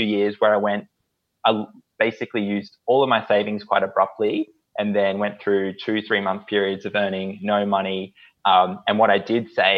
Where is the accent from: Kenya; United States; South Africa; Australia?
Australia; Northern New South Wales; moved away as an adult; now in Brisbane, Australia; I grew up in Northern New South Wales and then moved up here for uni